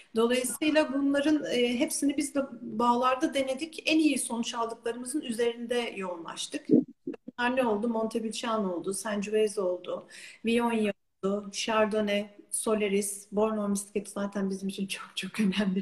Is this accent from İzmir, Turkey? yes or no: yes; İzmir, Turkey; also born or lived in Istanbul / New Zealand; İzmir'de doğdum, büyüdüm